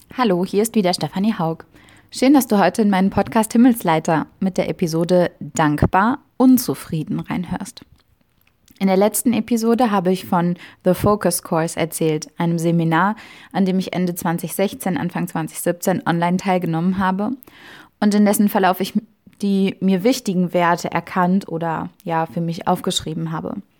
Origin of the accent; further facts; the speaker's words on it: Germany; in Deutschland geboren worden zu sein und hier zu leben.